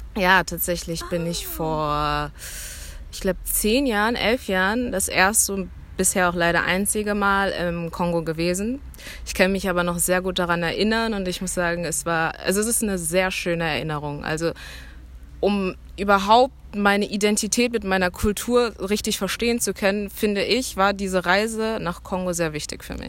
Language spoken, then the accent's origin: German; Cologne, North Rhine-Westphalia, Germany; ich bin aus Köln